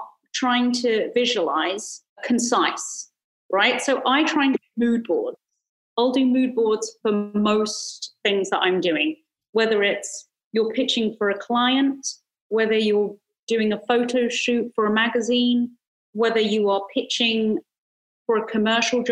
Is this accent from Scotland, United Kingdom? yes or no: no; London, United Kingdom; moved away as an adult; now in Los Angeles, United States; I came from East London, Hackney, and ended up moving to LA into Hollywood